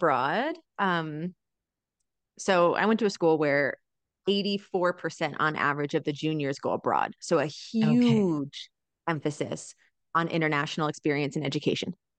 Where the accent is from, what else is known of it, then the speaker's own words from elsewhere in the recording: Rhode Island, United States; moved away as an adult; also born or lived in Pennsylvania / China; now in Mexico; I was raised in Rhode Island, so east coast of the US